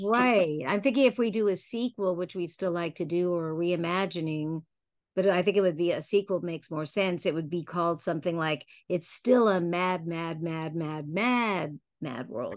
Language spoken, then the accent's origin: English; Palm Springs, California, United States; my dad used to have a house there, so I grew up a lot in Palm Springs and Palm Desert